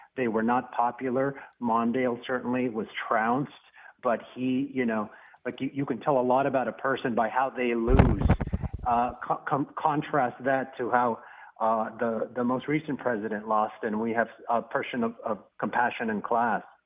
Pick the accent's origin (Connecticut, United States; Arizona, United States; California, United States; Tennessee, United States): Arizona, United States; moved away; I'm originally from Arizona